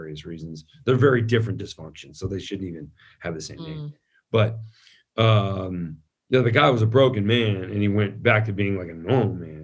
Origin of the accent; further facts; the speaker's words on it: San Francisco, California, United States; I grew up in San Francisco